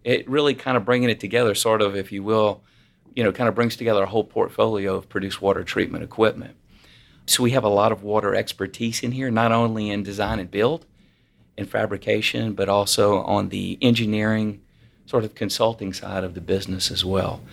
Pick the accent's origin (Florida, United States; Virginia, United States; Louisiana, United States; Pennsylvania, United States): Louisiana, United States; I'm from Louisiana